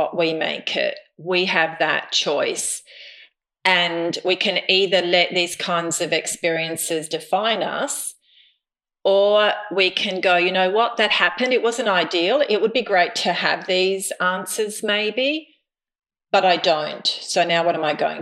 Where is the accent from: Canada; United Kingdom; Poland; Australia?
Australia; I'm definitely an Aussie kid